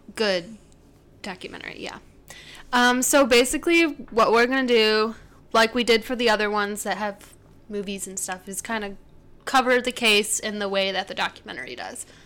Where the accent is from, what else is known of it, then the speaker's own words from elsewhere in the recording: United States; because we're American